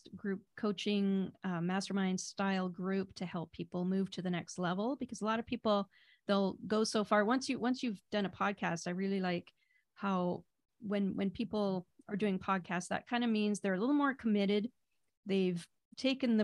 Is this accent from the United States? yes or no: no; Vancouver, British Columbia, Canada; I'm from Vancouver, BC, Canada.